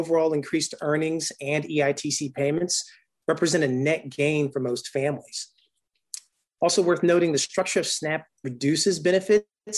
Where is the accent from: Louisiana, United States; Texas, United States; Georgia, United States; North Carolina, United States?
North Carolina, United States; Durham; now in Montgomery County, Maryland, United States; from my own hometown where I grew up in Durham, North Carolina